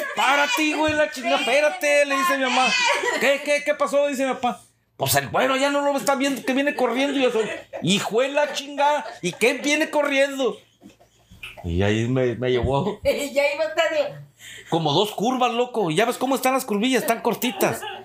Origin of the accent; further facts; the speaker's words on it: Tepic, Nayarit, Mexico; en Tepic Nayarit, que es de donde soy originario